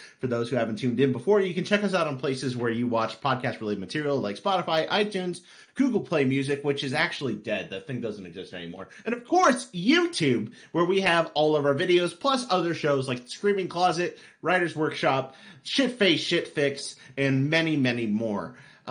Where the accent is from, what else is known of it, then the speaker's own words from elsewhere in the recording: New York, United States; And I'm from New York. I have no problems.